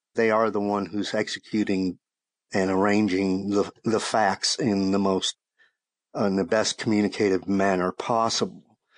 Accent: Shreveport, Louisiana, United States; moved away as an adult; now in Austin, United States; my hometown paper in Shreveport, Louisiana

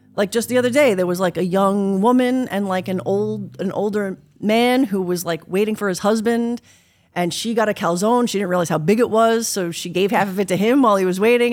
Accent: New York, United States; also born or lived in Italy; now in West Hollywood, United States; growing up in New York

